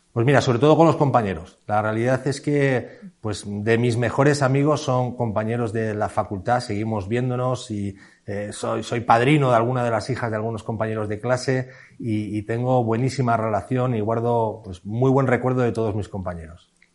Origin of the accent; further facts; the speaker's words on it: Madrid, Community of Madrid, Spain; also born or lived in Segovia; yo soy de Madrid y mi, toda mi familia es de Madrid